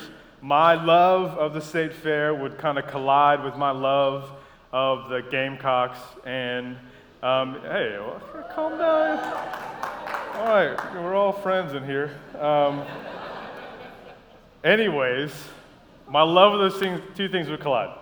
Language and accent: English; Columbia, South Carolina, United States; moved away as an adult; also born or lived in Madagascar; now in Savannah, United States; grew up in Columbia, South Carolina. We moved from Madagascar when I was 5 and just stayed there all through college